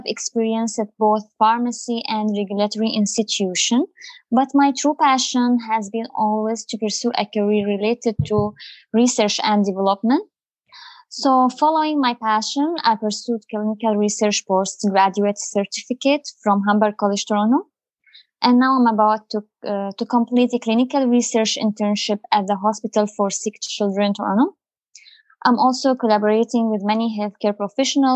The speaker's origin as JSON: {"language": "English", "country": "Syria", "also_born_or_lived": "United Arab Emirates / Abu Dhabi", "moved": "yes", "lives_now": "Canada", "said": "I'm originally from Syria"}